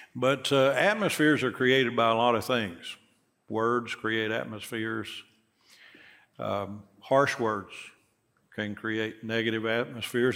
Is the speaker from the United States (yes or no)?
yes; Knoxville, Tennessee, United States; I grew up here in Knoxville